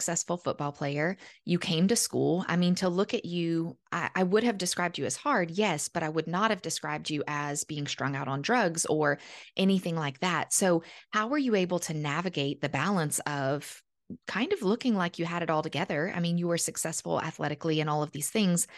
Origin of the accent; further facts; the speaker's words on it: Iota, Louisiana, United States; moving back to Iota, where we're from